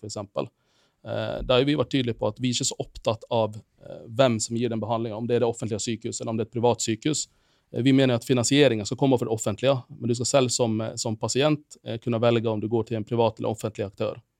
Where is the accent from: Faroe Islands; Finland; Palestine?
Finland; moved away as an adult; now in Bergen, Norway; jeg er opprinnelig fra Finland